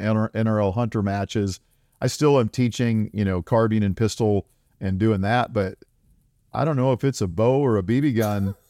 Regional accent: South Dakota, United States; moved away; I grew up in South Dakota. I grew up on a, a dirt farm there.

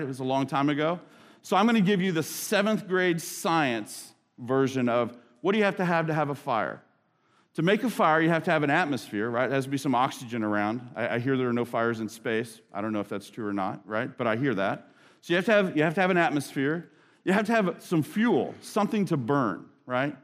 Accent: United States; an American Christian

